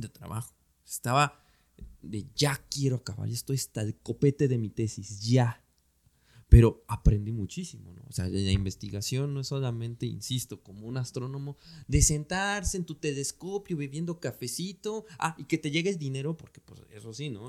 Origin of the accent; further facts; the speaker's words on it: Mexico; nosotros como mexicanas y mexicanos